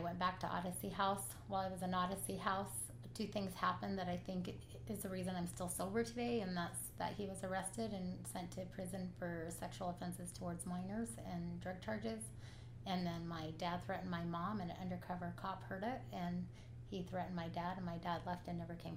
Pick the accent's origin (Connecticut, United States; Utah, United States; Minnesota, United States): Utah, United States; West Jordan; I grew up in West Jordan